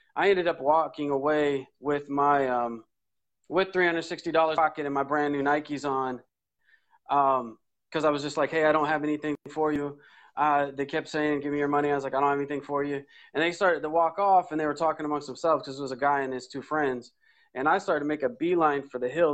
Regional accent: Oceanside, California, United States; I grew up in North County, San Diego, Oceanside, uh, back gate of Camp Pendleton

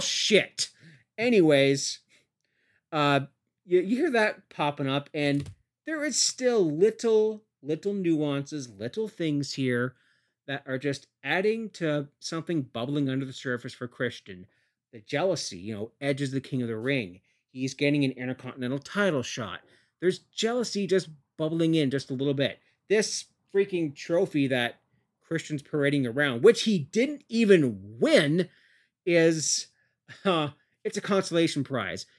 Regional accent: Canada; I'm a Canadian

